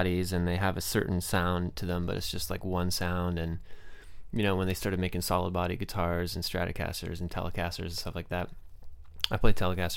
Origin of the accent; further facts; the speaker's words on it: Saratoga, California, United States; moved away as an adult; also born or lived in San Jose / Cupertino / Boston / Brooklyn, New York; I'm sort of from here. Saratoga, technically